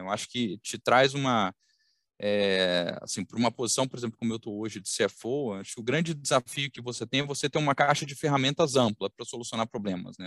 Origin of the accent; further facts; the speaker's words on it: Belo Horizonte, Minas Gerais, Brazil; accent: mineiro; now in Rio de Janeiro, Brazil; eu vou começar pelo sotaque, vocês vão detectar em algum momento, mas eu sou mineiro, então sou, sou mineiro de Belo Horizonte